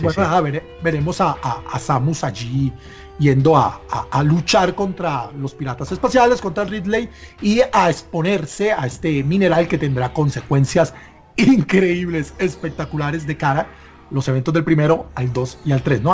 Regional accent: Barranquilla, Atlántico, Colombia; moved away as an adult; now in Bogotá, Colombia; me casé y me tuve que mudar acá a Bogotá, yo soy nativo de Barranquilla

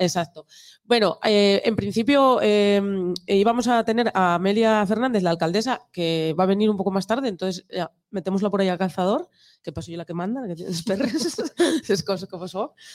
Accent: Nalón valley, Asturias, Spain; En la, cuenca del Nalón, de donde soy yo

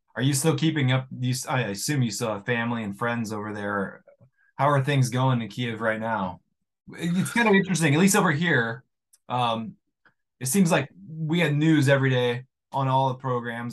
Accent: United States; I'm an American

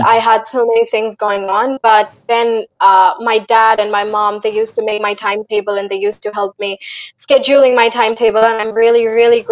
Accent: Haryana, India; I'm not from America. I am from Haryana

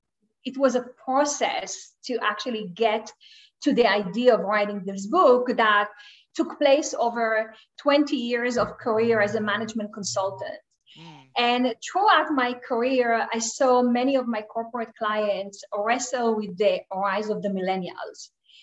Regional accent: Israel; moved away; Originally, I am from Israel.

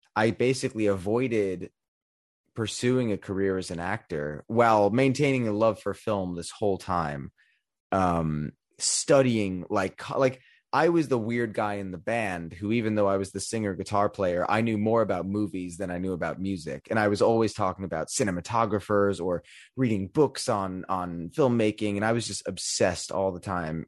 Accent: New York, United States; growing up in New York

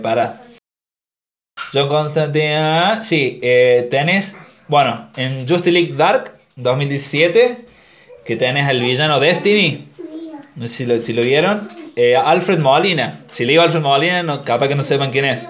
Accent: Argentina; en Argentina es, como que a nosotros nos dan dos opciones

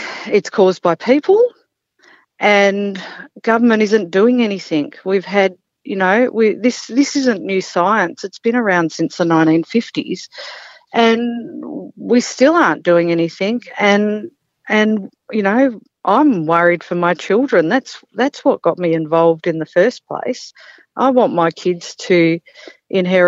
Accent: Mornington Peninsula, Victoria, Australia; moved away as an adult; now in Gunbower, Australia; I grew up on the Mornington Peninsula, and in my early 20s, I moved up here

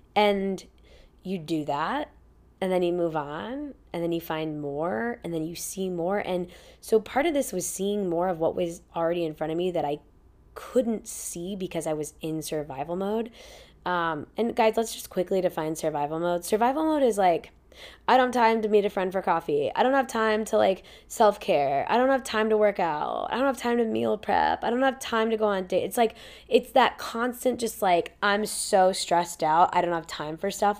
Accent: Indianapolis, Indiana, United States; moved away; also born or lived in Florida / Ohio / Boston / Chicago; we moved to Indianapolis, Indiana, right outside, on forty acres of land

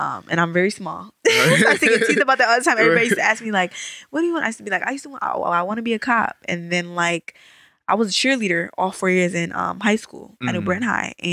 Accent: New Britain, Connecticut, United States; moved away as an adult; also born or lived in Enfield, Connecticut; I am from New Britain, Connecticut. Born and raised? Born and raised

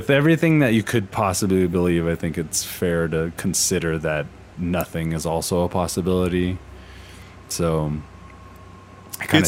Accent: the South, United States; Yeah, and, I think and I'm from the Bible Belt.

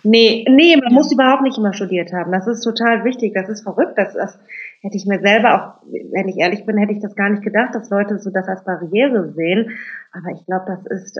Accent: Germany; also born or lived in Cologne; unsere Eltern kommen aus Indonesien, wir sind in Deutschland geboren, mein Bruder und ich.

